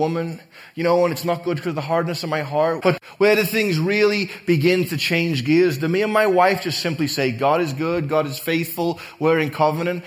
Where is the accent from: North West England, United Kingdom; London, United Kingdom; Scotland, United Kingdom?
North West England, United Kingdom; Liverpool; now in United States; growing up in Liverpool, England